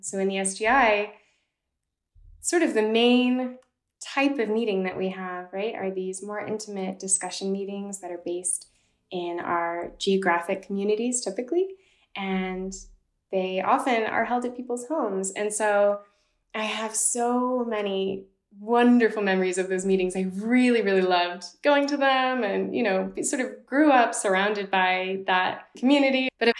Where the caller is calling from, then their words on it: Basel, Basel-Stadt, Switzerland; also born or lived in Boston, Massachusetts; I'm 29 years old. I am currently calling from Basel, Switzerland, where I live for half the time, and the other half I spend in Boston, Massachusetts.